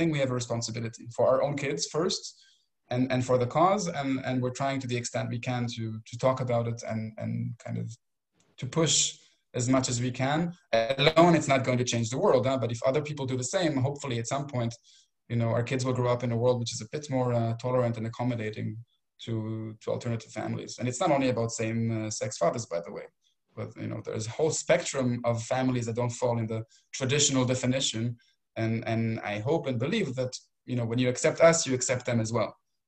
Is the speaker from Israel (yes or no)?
yes; Israel; now in Europe; And maybe to go back to where I grew up in Israel, it's all over the place.